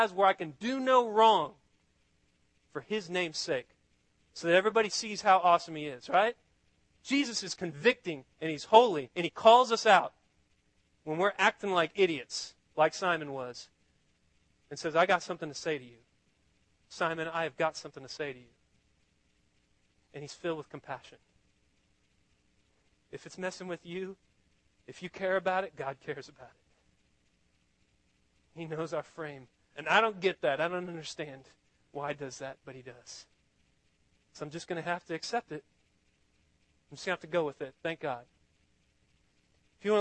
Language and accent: English; Austin, Texas, United States; I'm from Austin